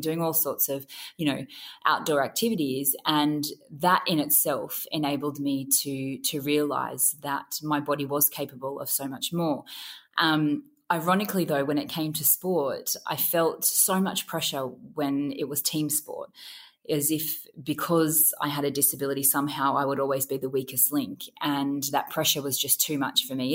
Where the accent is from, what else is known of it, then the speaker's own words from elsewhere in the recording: Grafton, New South Wales, Australia; I grew up in country near South Wales in Grafton on the far north coast